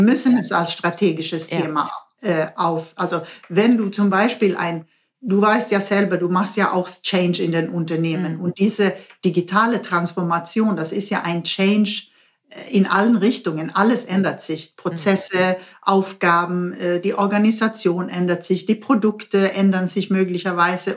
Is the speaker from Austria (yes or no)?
no; Sweden; German is a second language; moved away as an adult; now in Baden-Württemberg, Germany; ich bin Schwedin